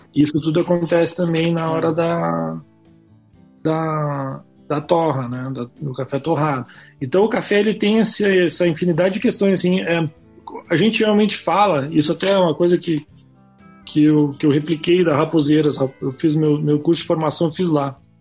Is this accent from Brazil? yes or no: yes; Pelotas, Rio Grande do Sul, Brazil; moved away as an adult; now in Curitiba, Brazil; Porque eu sou lá de Pelotas lá. Mudei para cá.